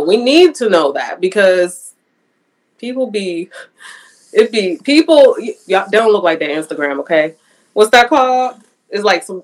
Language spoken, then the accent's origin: English; Pittsburgh, Pennsylvania, United States; moved away as an adult; now in Houston, United States; Pittsburgh, but that don't count because it's my hometown